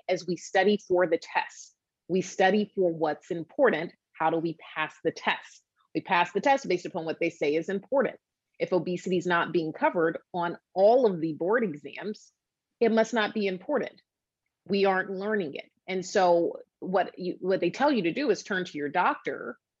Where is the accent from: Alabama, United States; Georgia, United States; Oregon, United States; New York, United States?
Georgia, United States; Atlanta; now in Boston, United States; I did my residency training in South Carolina. I'm in Boston now. I'm from Atlanta.